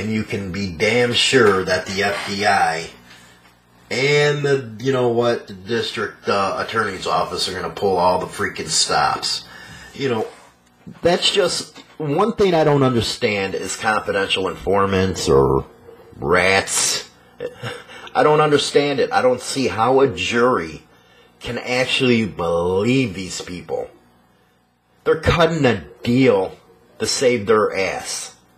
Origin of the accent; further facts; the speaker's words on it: Melrose Park, Illinois, United States; I came from Melrose Park and Elmwood Park.